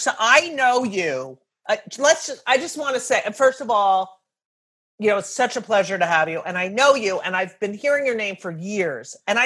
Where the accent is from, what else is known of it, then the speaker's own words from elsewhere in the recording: Clark, New Jersey, United States; I am also from New Jersey.